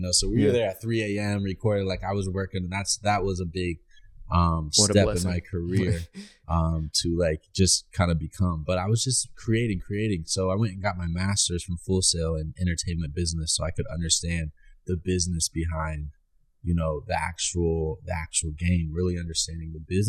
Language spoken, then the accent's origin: English; Orlando, Florida, United States; This is actually my hometown. I'm from Orlando.